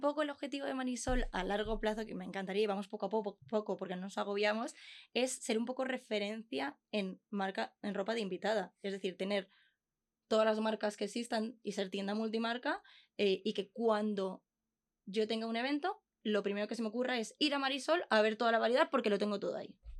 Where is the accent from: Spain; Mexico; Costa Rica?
Spain; Consuegra, Castilla-La Mancha; nosotros somos de Consuegra, un pueblo de Toledo